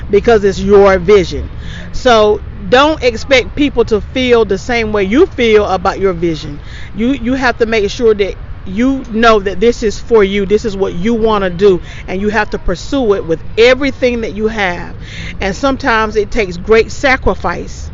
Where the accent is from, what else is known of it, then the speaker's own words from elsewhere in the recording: East Coast of North Carolina, United States; I grew up on the East Coast